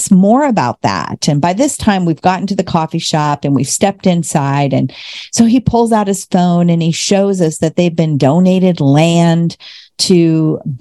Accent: Normal, Illinois, United States; I'm from Illinois, from Normal, Illinois.

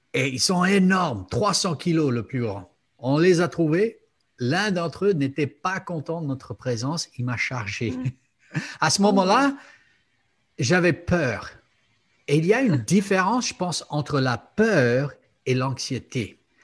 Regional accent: United States; moved away; je viens des États-Unis

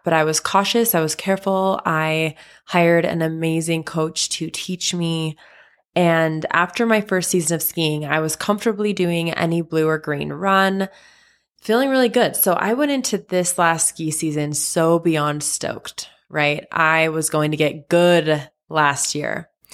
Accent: Salt Lake City, Utah, United States; I am from Salt Lake City, Utah, born and raised.

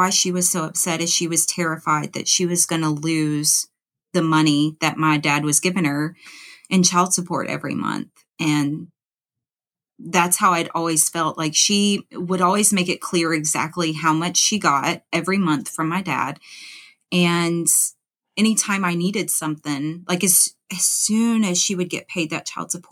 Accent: Louisiana, United States; moved away as an adult; also born or lived in Memphis, Tennessee; I'm from Louisiana

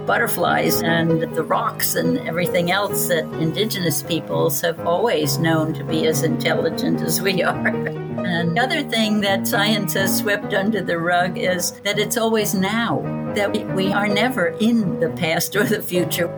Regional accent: Athens, New York, United States; now in Greece; since I was a child in the Hudson Valley of New York State. I was born in Athens, New York

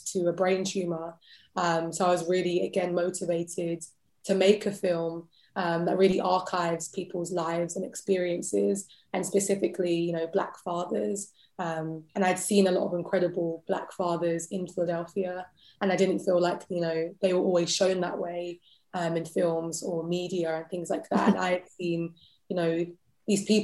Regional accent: London, United Kingdom; accent: British; I was born and raised in London

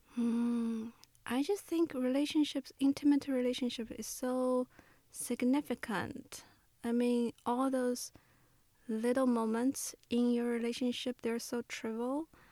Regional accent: Shanghai, China; moved away as an adult; also born or lived in Memphis; the place I grew up in Shanghai

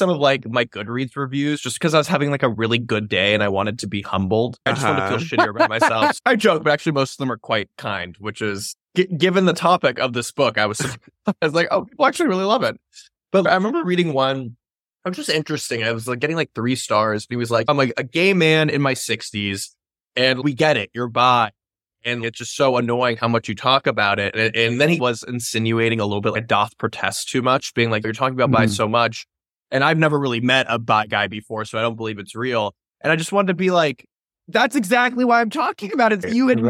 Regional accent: the South, United States; I grew up in the South, my politics, my family.

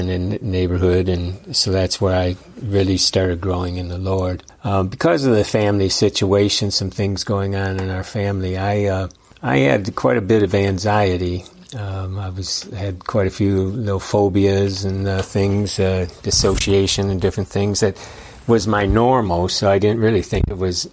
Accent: Detroit, Michigan, United States; I was born in Detroit, identical twin.

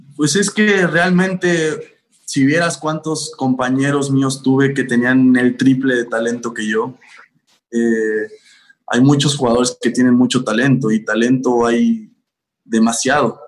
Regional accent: Mexico City, Mexico; yo soy de la Ciudad de México

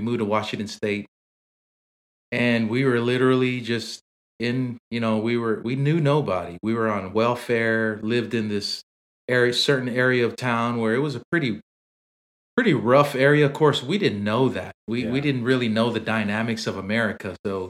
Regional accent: Samoa; Roby was one of the guys we grew up on in Samoa.

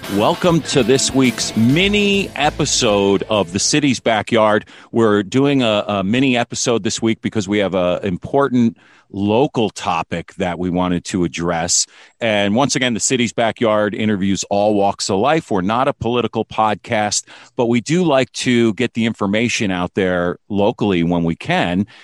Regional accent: Valhalla, New York, United States; when I was young, uh, I grew up in Valhalla, New York

